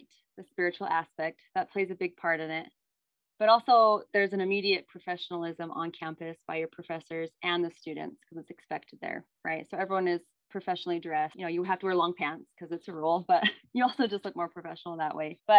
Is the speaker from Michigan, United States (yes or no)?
no; Utah, United States; I'm from Utah